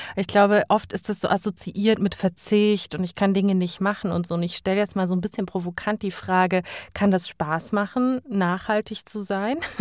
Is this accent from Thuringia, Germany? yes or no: yes; Thuringia, Germany; da, wo ich herkomme in Thüringen, in meinem Heimatort